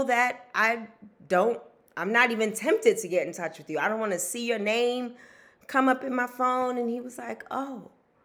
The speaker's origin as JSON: {"language": "English", "town": "New York City", "region": "New York", "country": "United States", "tie": "born or raised there", "said": "I grew up in Wagner Projects"}